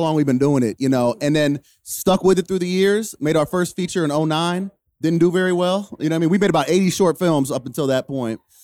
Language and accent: English; Youngstown, Ohio, United States; moved away as an adult; now in Cleveland, United States; I grew up in Youngstown, but I moved to Cleveland when I was, like, nineteen